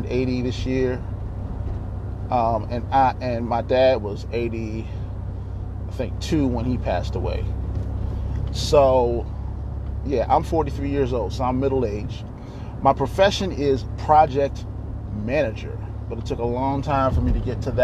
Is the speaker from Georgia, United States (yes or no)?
no; Baltimore, Maryland, United States; also born or lived in Virginia / Dayton, Ohio; I was born in Baltimore, Maryland